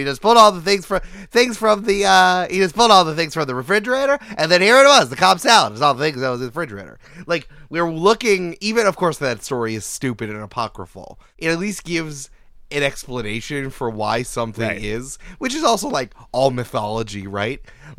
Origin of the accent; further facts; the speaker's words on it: Canada; Hey, I'm Frenching over here. I'm Canadian over here.